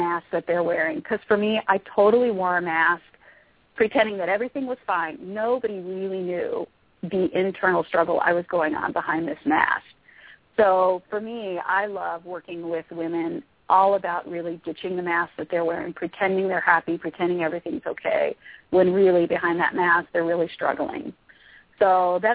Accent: Cincinnati, Ohio, United States; moved away as an adult; also born or lived in Iowa / North Dakota / New Jersey / Maryland; I grew up in Cincinnati

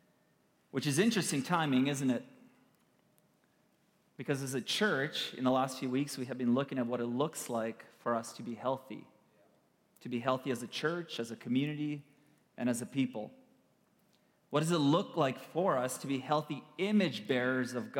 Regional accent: Kyiv, Ukraine; moved away; I was born in Kiev, Ukraine. We have relatives and family and friends back home.

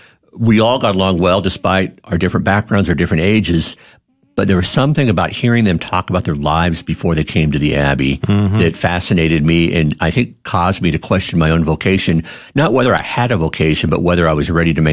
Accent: Kansas City, United States; The archdiocese that I grew up in Kansas City had a prep seminary, a high school seminary, yeah, which I went to for high school

